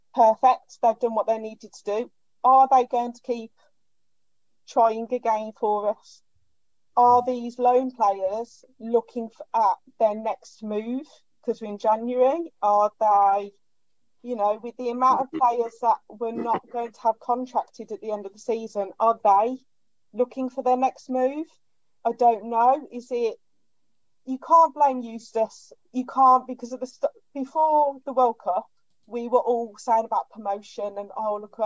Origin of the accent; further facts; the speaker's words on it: Birmingham, West Midlands, United Kingdom; I'm from Birmingham. I go home and away. As you can tell by the accent.